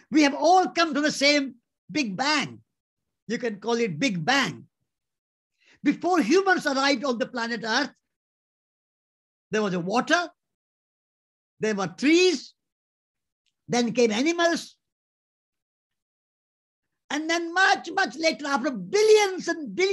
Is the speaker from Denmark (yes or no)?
no; India; Before I'm an Indian, I'm a living being